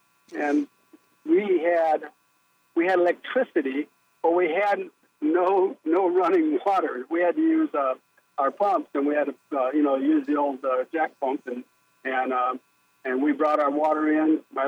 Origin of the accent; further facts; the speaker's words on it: Spring Valley, Wisconsin, United States; moved away; I grew up in Spring Valley, Wisconsin, which is right off the Mississippi River, not too far from the Mississippi River.